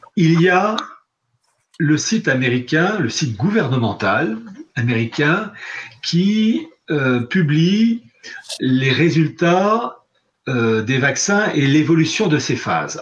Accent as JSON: {"language": "French", "country": "France", "said": "je suis français patriote"}